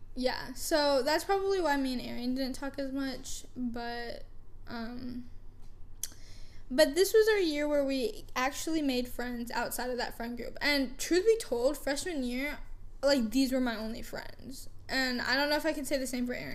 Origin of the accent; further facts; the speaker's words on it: Canada; also born or lived in United States / California; now in Frisco, United States; I grew up in Canada. I was born in America, but I was raised in Canada